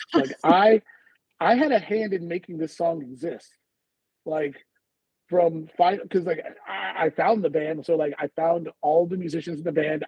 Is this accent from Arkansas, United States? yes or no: no; Houston, Texas, United States; We're both from Houston